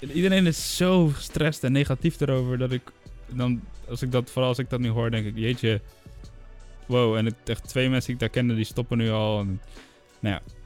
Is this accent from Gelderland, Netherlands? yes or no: no; Enschede, Overijssel, Netherlands; moved away as an adult; now in Utrecht, Netherlands; ik kom uit Enschede, daar wonen mijn ouders